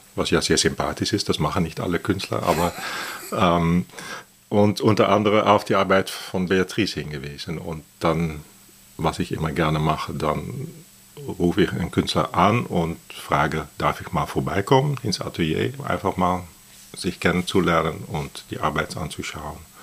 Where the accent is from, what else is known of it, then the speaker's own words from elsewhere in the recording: Netherlands; German is a second language; also born or lived in Athens, Greece; now in Berlin, Germany; ich bin Holländer